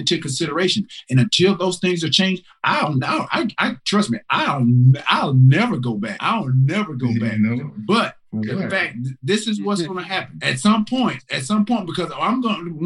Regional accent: the South, United States; growing up in the South

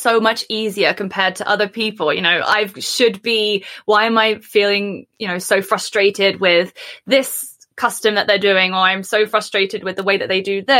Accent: England, United Kingdom; moved away as an adult; now in Canada; I'm from England, we moved to Canada

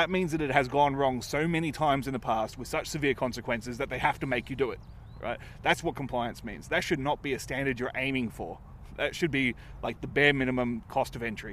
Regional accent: Australia; I'm from Australia.

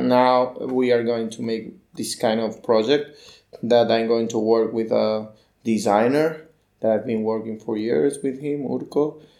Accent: Barcelona, Catalonia, Spain; So I started with the website design like 15 years ago in Barcelona City. I'm from Barcelona.

